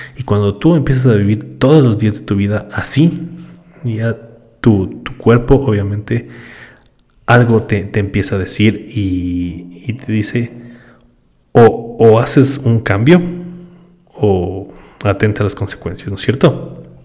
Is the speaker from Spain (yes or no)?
no; Ecuador; Yo soy del Ecuador